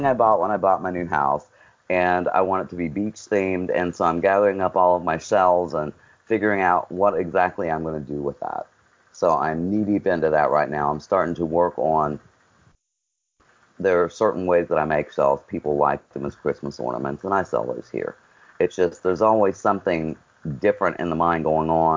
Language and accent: English; West Virginia, United States; now in Surf City, United States; my home state of West Virginia.